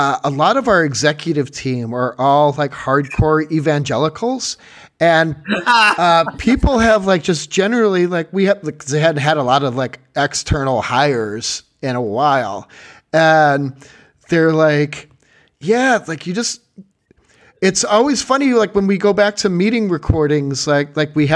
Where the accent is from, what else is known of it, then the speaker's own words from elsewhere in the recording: Chicago, Illinois, United States; moved away as an adult; also born or lived in Massachusetts; growing up in Chicago.